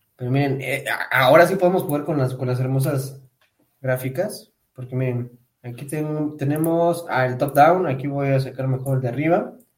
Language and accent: Spanish; Pátzcuaro, Michoacán, Mexico; moved away; yo me fui a mi pueblito allá en Pátzcuaro